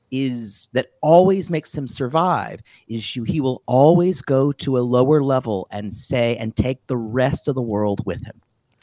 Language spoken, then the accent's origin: English; South Carolina, United States; I'm from South Carolina